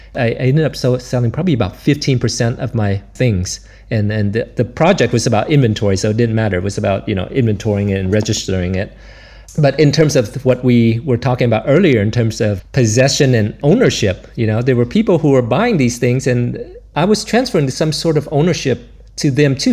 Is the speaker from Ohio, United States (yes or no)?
no; Florida, United States; moved away as an adult; also born or lived in Vietnam / New York; now in Brussels, Belgium; I grew up in Florida, and so I used to see the space shuttle come and go